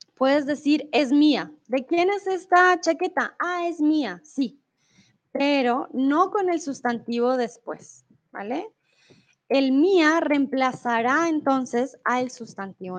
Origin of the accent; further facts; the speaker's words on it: Colombia; now in Germany; soy de Colombia, comúnmente vivo en Alemania y eh, ahora estoy en México